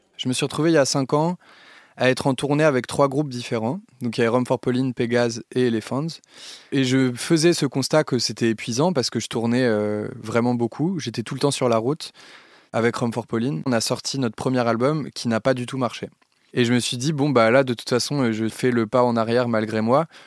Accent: Lille, Hauts-de-France, France; Je suis né à Lille, dans le Nord-Pas-de-Calais, et j'ai grandi en banlieue lilloise

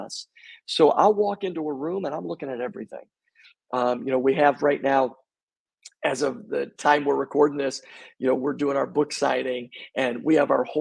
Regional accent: Buffalo, New York, United States; also born or lived in Long Island, New York; I grew up in Buffalo, New York

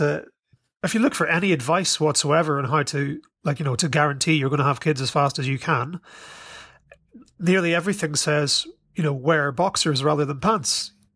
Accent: Ireland; I was raised in Ireland

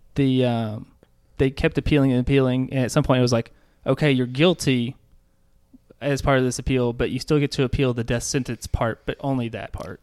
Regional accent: Little Rock, Arkansas, United States

